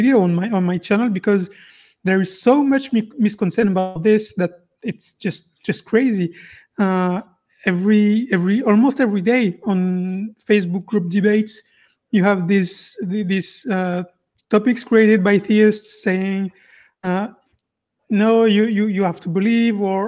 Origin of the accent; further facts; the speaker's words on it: France; now in Belgium; I grew up in France and now I'm living in Belgium.